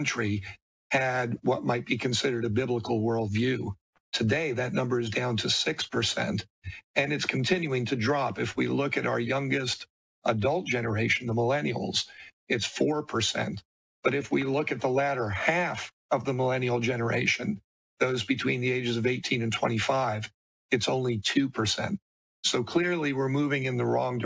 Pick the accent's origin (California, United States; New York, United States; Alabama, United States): New York, United States; New York City; moved away; also born or lived in Arizona; I'm a kid from New York City